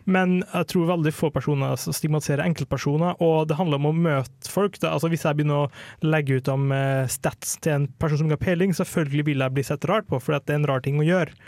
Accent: Kristiansund, Møre og Romsdal, Norway; moved away; jeg kom fra Kristiansund, jeg bodde der, og det var en veldig hardcore gamerby.

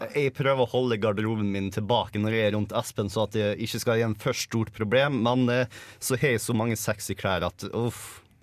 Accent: Møre og Romsdal, Norway; jeg er romsdaling

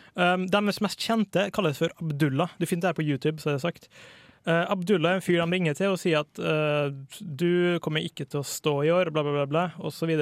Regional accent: Borås, Västra Götaland, Sweden; født i 1980 i Borås, som er der jeg vokste opp sjøl.

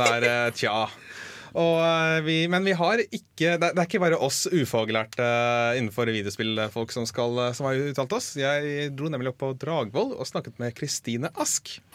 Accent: Lillestrøm, Akershus, Norway; also born or lived in Fetsund; jeg er fra Lillestrøm-området

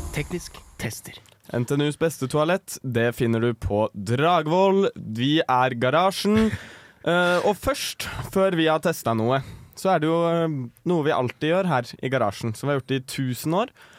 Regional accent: Ahus, Akershus, Norway; april 2002 ble jeg født på Ahus

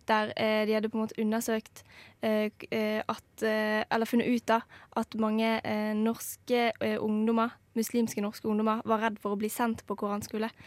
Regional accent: Norway; Her er jeg en norsk ungdom som ikke er utsatt for sånne ting i det hele tatt.

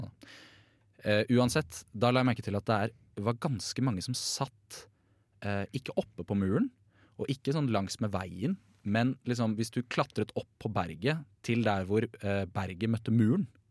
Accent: Bærum, Akershus, Norway; now in Trondheim, Norway; Vi er fra Bærum

